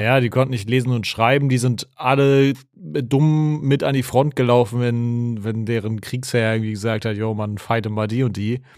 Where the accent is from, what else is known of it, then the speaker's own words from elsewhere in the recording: Germany; in der Nähe äh, wo ich aufgewachsen bin, gab es eine Burg. Shoutout an die Ravensburg